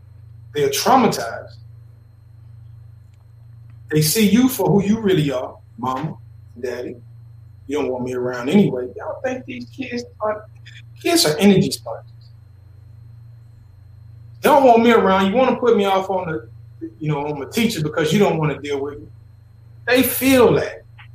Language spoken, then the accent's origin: English; the South, United States; Listen, I'm from the South, homie. I'm from the dirty, dirty South. Not that South when people talk about Atlanta South.